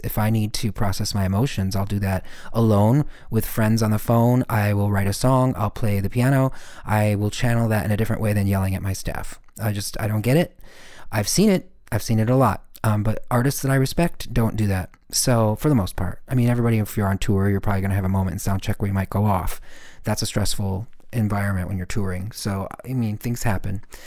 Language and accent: English; Michigan, United States; I'm this kid from Michigan